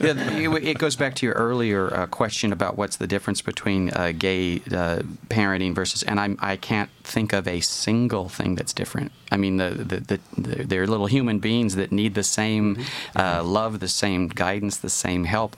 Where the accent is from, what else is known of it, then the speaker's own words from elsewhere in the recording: the South, United States; I grew up in the South